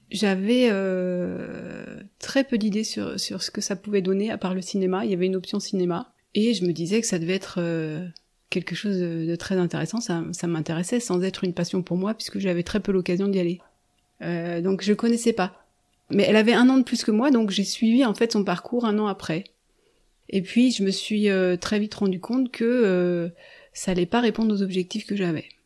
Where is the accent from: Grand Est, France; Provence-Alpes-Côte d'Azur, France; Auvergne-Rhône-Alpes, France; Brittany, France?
Auvergne-Rhône-Alpes, France; Haute-Savoie, near Annecy; now in La Tronche, France; j'ai grandi dans un hameau isolé d'un village euh, en Haute-Savoie, pas loin d'Annecy. Une montagnarde Tout à fait, dans les montagnes, au pied des montagnes et, loin de tout, loin du bruit de la ville.